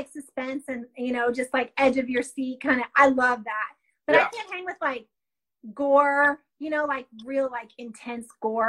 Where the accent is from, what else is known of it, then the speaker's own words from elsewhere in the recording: North Carolina and Kentucky, the South, United States; also born or lived in Florida; I was born, I'm Southern. I was born in Florida, okay. Raised in North Carolina and Kentucky.